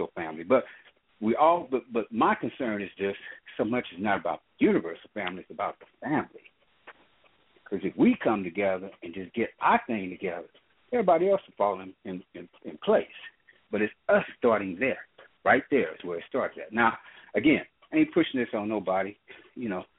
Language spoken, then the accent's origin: English; Missouri, United States; moved away as an adult; now in California, United States; I didn't grow up in California, though I live here. I grew up in Missouri. But I've been out here for almost 32 years